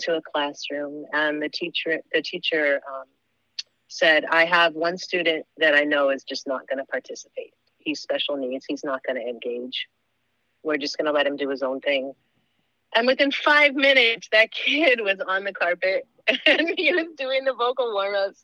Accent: Haiku, Hawaii, United States; I grew up in Haiku

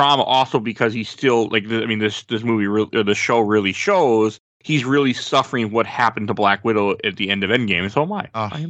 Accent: Wisconsin, United States

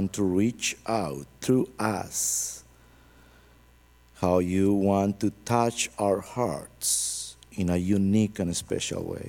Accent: Colombia; English is a second language

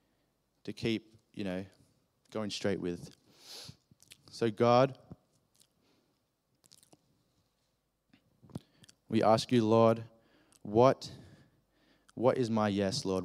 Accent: Australia; accent: Australian; my Australian accent

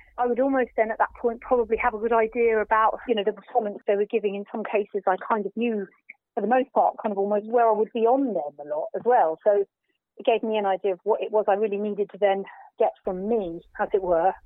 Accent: Folkestone, South East England, United Kingdom; it's kind of in my hometown

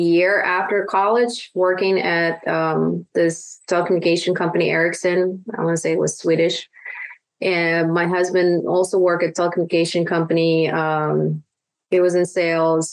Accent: Uzbekistan; English is a second language; moved away as an adult; now in United States

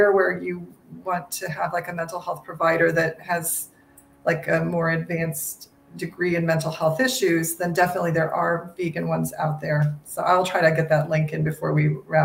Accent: the Midwest of the United States, United States; I grew up in the Midwest of the United States, you know, which is kind of farm country

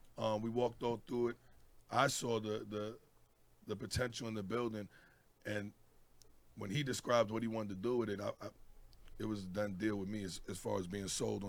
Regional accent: New York City, New York, United States; moved away as an adult; now in Las Vegas, United States; I'm from Brooklyn, New York, but I've been in Vegas

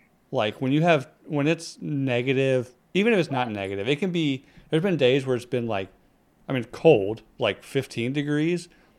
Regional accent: England, United Kingdom; I'm thin. I'm pale. I have bad teeth. Dead giveaway for being English.

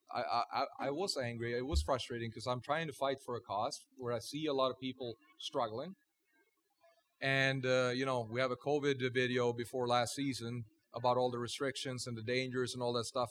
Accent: Sweden; now in Las Vegas, United States; I'm from Sweden

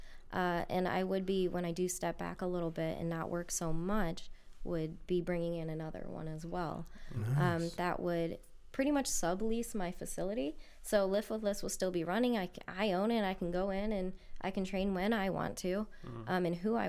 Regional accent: Lorain, Ohio, United States; I'm from Lorraine

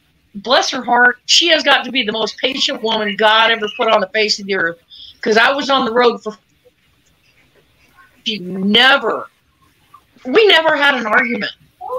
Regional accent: Portland, United States; Buddy Rose threw me into a brick wall and busted my head open in my hometown.

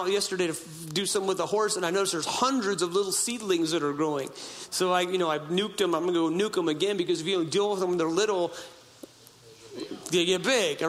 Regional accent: Humboldt County, Northern California, United States; I grew up in Humboldt County, Northern California. I grew up in a little tiny town on the Klamath River

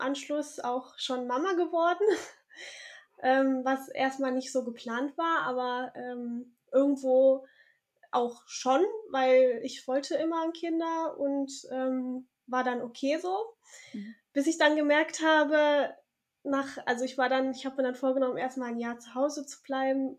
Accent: Southern Germany, Germany; moved away as an adult; also born or lived in Tübingen / Cologne; now in Bornheim, Germany; bin aber aufgewachsen in Süddeutschland

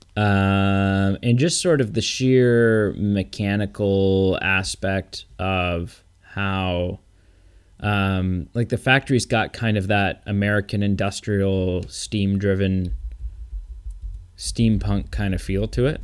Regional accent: Canada; I'm so Canadian

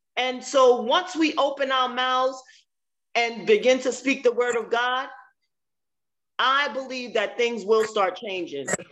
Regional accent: New Jersey, United States; also born or lived in Maryland; now in Virginia, United States; I'm originally from New Jersey, but I lived in Maryland and I'm now in Virginia

